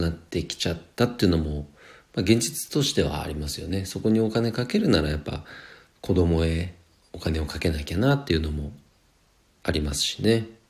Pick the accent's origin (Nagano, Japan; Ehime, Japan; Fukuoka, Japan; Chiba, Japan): Nagano, Japan; 社会人になって地元長野に U ターン就職して